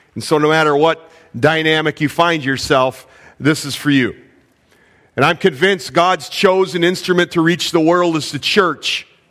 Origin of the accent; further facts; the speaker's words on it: Illinois, United States; I was born in Illinois